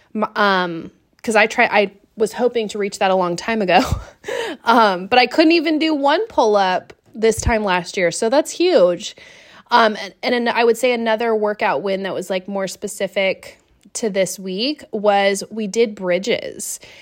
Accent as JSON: {"language": "English", "town": "Seattle", "region": "Washington", "country": "United States", "tie": "born or raised there", "also_born_or_lived": "East Coast", "moved": "as an adult", "said": "growing up in Seattle"}